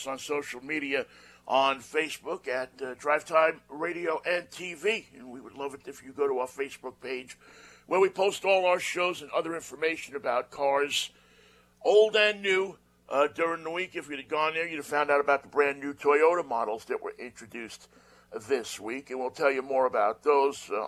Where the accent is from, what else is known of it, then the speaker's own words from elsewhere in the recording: New York, United States; when we were growing up in New York